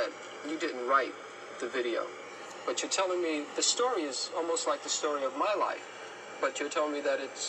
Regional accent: New York City, New York, United States; And I grew up in Harlem in the South Bronx

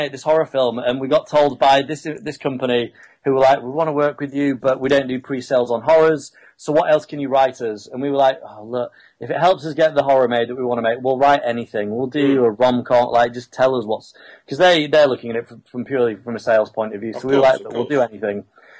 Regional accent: Yorkshire and the Humber, United Kingdom; now in London, United Kingdom; growing up in Yorkshire

